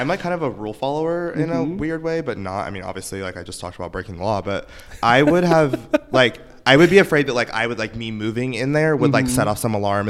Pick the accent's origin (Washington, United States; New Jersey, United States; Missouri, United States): Missouri, United States; LaBelle; I'm from a town of 600 people.